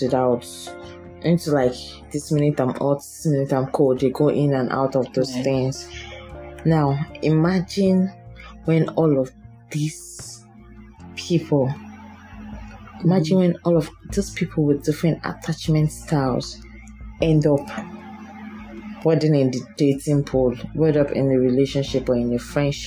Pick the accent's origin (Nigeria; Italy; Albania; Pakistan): Nigeria; I'm a Nigerian